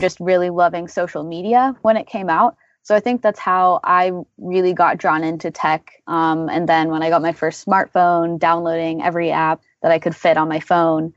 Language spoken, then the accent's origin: English; Portland, Oregon, United States; moved away as an adult; also born or lived in Austin, Texas; I grew up in Portland, Oregon, and then I went to the University of Texas at Austin where I studied computer science.